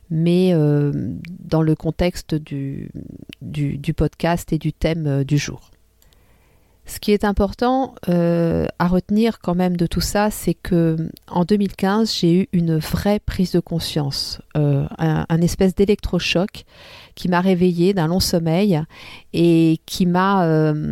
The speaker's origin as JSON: {"language": "French", "country": "France", "lives_now": "Tunisia", "said": "mes deux pays que j'aime tant, mon pays d'origine qui est la France et, et mon pays d'adoption qui est la Tunisie."}